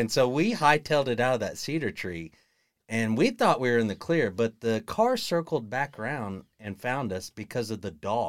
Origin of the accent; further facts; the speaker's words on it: Perkins, Oklahoma, United States; Perkins, Oklahoma.